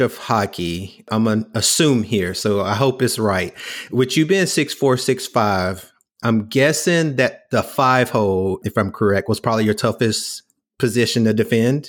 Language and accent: English; the South, United States; I grew up in the South